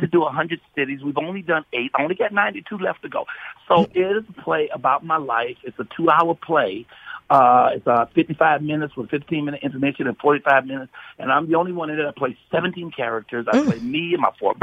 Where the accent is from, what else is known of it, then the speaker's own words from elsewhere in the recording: Chicago, Illinois, United States; my hometown of Chicago